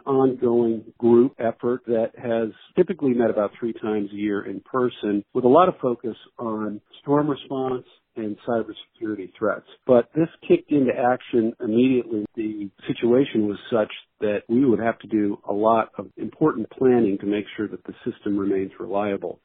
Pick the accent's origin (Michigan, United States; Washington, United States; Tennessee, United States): Washington, United States; my home state of Washington